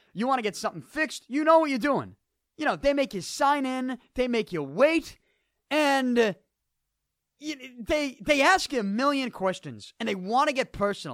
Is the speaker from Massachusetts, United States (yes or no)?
yes; Boston, Massachusetts, United States; I'm from Southie, and I do the show here in Dorchester